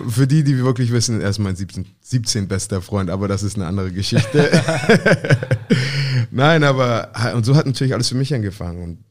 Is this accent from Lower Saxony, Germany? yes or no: no; Hamburg, Germany; moved away; ich bin Hamburger Jung